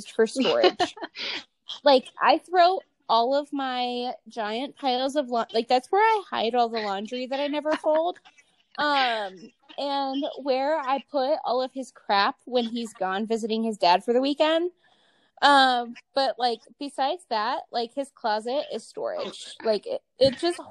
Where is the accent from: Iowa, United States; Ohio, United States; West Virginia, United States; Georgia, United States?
Ohio, United States; Medina; moved away as an adult; also born or lived in Las Vegas, Nevada; Not my hometown, but, like, my what I consider to be my hometown. It's Medina, Ohio.